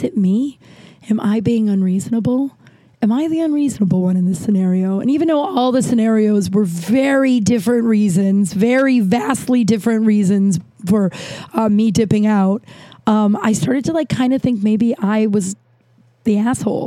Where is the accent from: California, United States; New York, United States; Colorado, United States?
Colorado, United States; I'm from Colorado